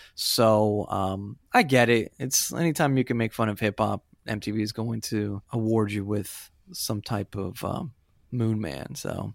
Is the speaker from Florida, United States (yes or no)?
yes; Florida, United States; also born or lived in Puerto Rico; I am from Florida, where all those bands come from